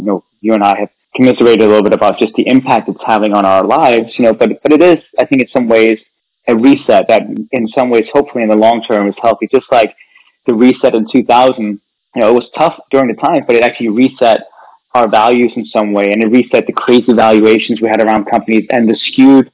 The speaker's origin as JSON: {"language": "English", "country": "Denmark", "tie": "born or raised there", "also_born_or_lived": "California, United States", "moved": "as an adult", "lives_now": "United States", "said": "I was born and raised in Denmark, and I came right at the height of the dot-com boom to the United States."}